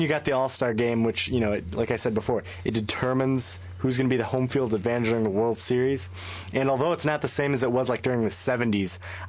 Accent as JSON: {"language": "English", "town": "Dallas", "region": "Texas", "country": "United States", "tie": "born or raised there", "also_born_or_lived": "Michigan", "moved": "yes", "said": "I was born in Dallas, and really it wasn't until Michigan that I even knew about hockey."}